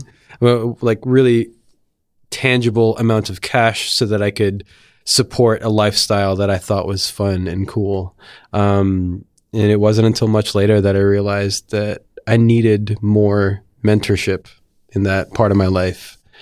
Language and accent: English; Mount Olive, New Jersey, United States; moved away as an adult; also born or lived in Philadelphia; I went to high school in a town called Mount Olive in northern New Jersey